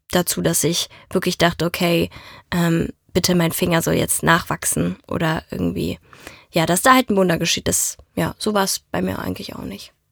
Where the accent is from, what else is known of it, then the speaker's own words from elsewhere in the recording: Italy; dass die Mafia mich mitgenommen hat, weil ich bin Italienerin.